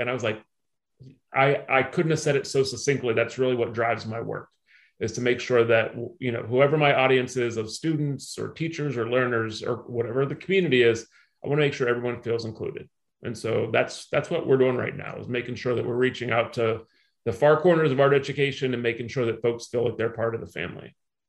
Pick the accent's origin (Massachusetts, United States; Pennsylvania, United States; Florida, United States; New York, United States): Pennsylvania, United States; Pittsburgh; moved away; also born or lived in Chicago / Washington, D.C.; I'm from Pittsburgh